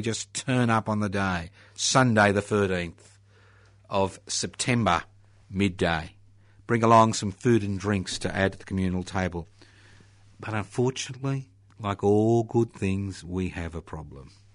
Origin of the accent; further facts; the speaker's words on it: Australia; being an Australian